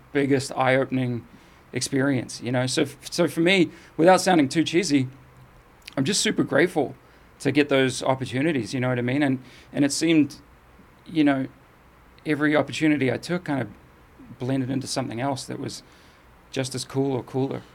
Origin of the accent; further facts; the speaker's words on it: New Zealand; also born or lived in England; I moved from England to New Zealand, and, you know, when I was seven